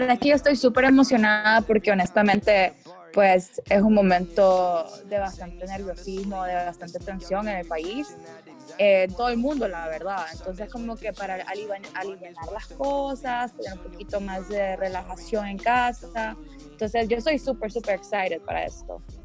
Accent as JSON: {"language": "Spanish", "country": "Honduras", "said": "como hondureño"}